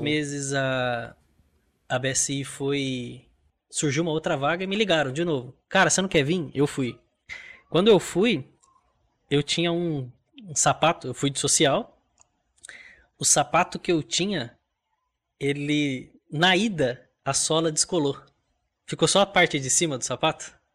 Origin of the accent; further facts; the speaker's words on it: Mogi das Cruzes, São Paulo, Brazil; Nasci em Mogi das Cruzes, interior de São Paulo.